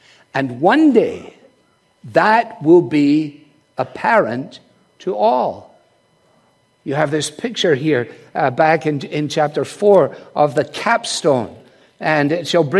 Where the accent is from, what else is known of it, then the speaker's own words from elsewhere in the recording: Scotland, United Kingdom; as a Scotsman